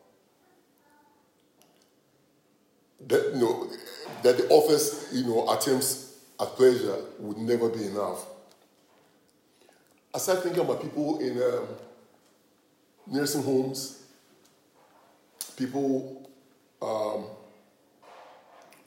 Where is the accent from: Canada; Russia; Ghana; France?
Ghana; I'm from Ghana